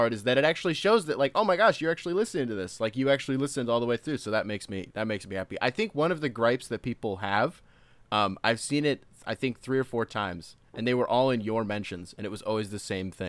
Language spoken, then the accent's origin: English; Howell, Michigan, United States; I'm from Howell